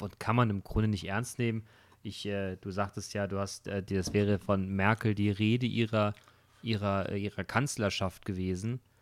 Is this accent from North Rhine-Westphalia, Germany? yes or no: no; Hesse, Germany; hier bei uns in Hessen